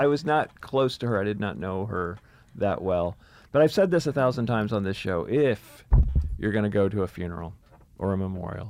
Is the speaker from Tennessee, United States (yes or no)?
yes; Memphis, Tennessee, United States; I'm from Memphis, Tennessee. We lived in a trailer.